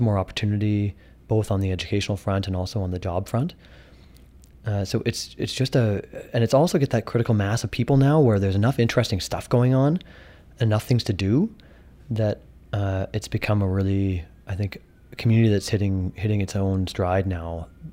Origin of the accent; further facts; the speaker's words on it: Kelowna, British Columbia, Canada; when I was growing up here in high school